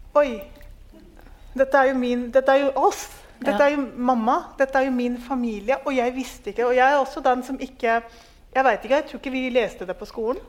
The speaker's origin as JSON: {"language": "Norwegian", "country": "Norway", "said": "fordi jeg er en nordmann som alltid har tenkt ja, men hallo, altså du bor i Norge"}